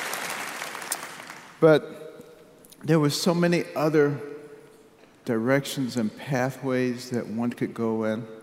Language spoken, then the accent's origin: English; United States; moved away as an adult; also born or lived in Western Australia; I'm the American